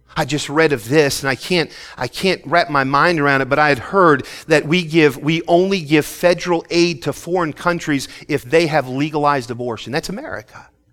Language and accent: English; Philadelphia, Pennsylvania, United States; moved away as an adult; I grew up right in Philly